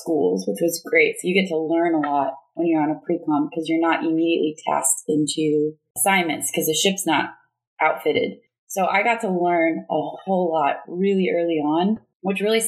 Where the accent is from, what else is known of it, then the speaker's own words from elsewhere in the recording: Bakersfield, California, United States; moved away as an adult; I'm from Bakersfield.